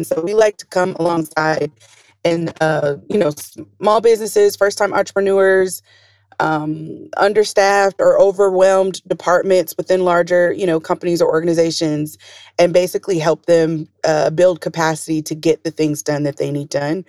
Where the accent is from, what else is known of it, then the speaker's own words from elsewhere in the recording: Atlanta, Georgia, United States; moved away; I'm from Atlanta, Georgia